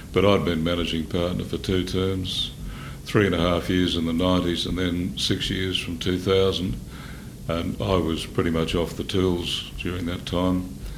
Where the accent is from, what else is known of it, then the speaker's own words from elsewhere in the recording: Maryborough, Queensland, Australia; I was born in Maryborough, Richard. My father was a school teacher there. Um, I was the youngest by a long way of three boys